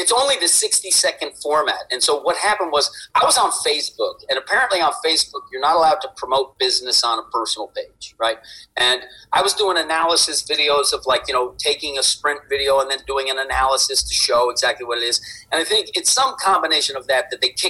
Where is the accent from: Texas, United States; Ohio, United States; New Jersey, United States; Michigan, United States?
New Jersey, United States; I'm a kid from Jersey